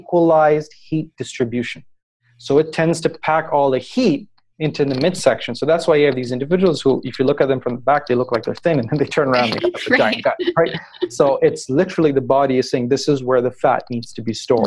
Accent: Pakistan; I come from Pakistan, which is a country located in Southeast Asia.

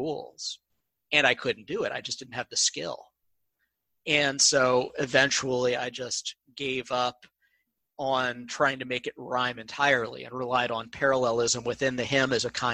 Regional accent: Columbia, Missouri, United States; I grew up in Columbia, Missouri

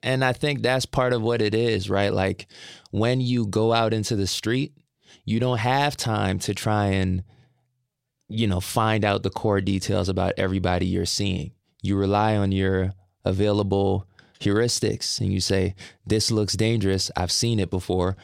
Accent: Brampton, Ontario, Canada; I say I'm from Toronto, then I specify I'm from Brampton, which is outside of Toronto.

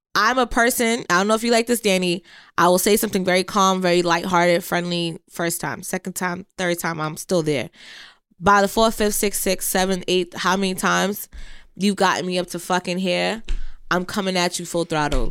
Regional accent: Jamaica; being Jamaican, I have one brother

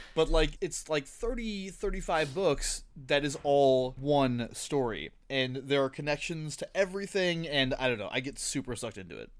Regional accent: Tucson, Arizona, United States; I grew up here

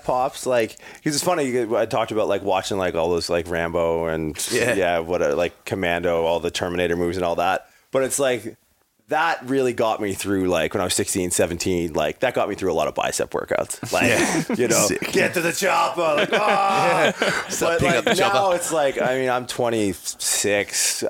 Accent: Canada; moved away as an adult; also born or lived in California; makes you proud to be a Canadian.

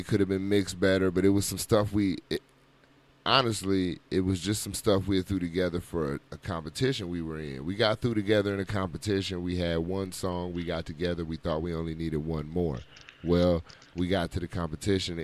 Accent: Racine, Wisconsin, United States; moved away as an adult; I'm originally from Racine, Wisconsin. I ended up here about 13 years ago after I got out of the military.

